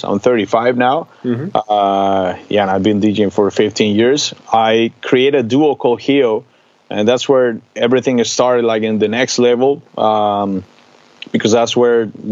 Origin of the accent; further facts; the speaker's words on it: Cali, Valle del Cauca, Colombia; now in Netherlands; I'm from Colombia, from a city called Cali.